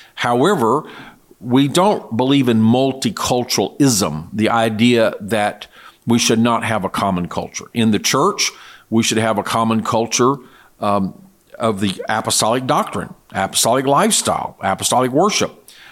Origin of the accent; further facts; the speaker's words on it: United States; as an American citizen